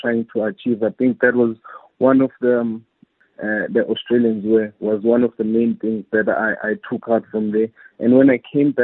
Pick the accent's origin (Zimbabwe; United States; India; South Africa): South Africa; Mutu, KwaZulu-Natal; also born or lived in Ladysmith; I grew up in Mutu, in KZN, but my family is originally from Ladysmith